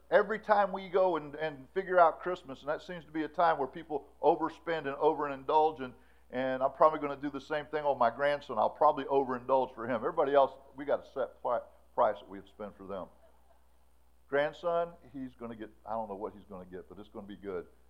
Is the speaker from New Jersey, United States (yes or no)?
no; Florida, United States; We grew up in Florida.